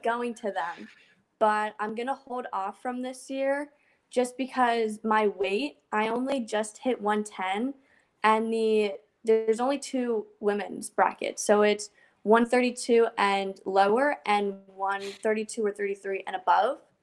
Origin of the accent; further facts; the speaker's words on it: New Jersey, United States; I am from New Jersey